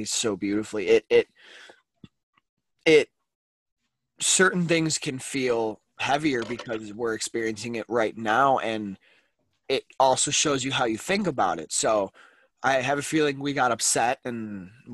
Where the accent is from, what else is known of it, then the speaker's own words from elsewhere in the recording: Chicago, Illinois, United States; me growing up in Chicago